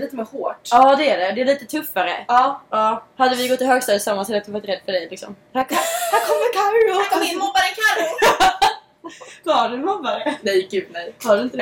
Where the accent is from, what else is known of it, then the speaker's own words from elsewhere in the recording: Sweden; moved away as an adult; now in Los Angeles, United States; hemma i Sverige